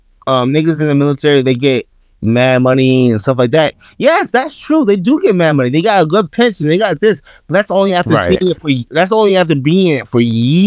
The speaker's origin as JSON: {"language": "English", "region": "New York", "country": "United States", "said": "I'm from New York, gang shit."}